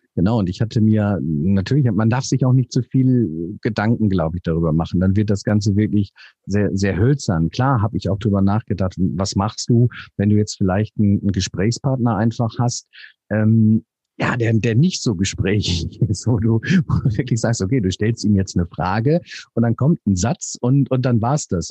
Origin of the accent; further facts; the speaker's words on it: North Rhine-Westphalia, Germany; moved away; also born or lived in south of Hamburg; Ich bin gebürtiger Nordrhein-Westfale